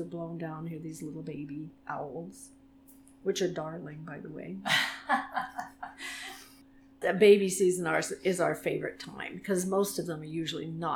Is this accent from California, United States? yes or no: no; Worcester County, Massachusetts, United States; I grew up in Massachusetts, in the middle of what they call the sticks out there, in the middle of Worcester County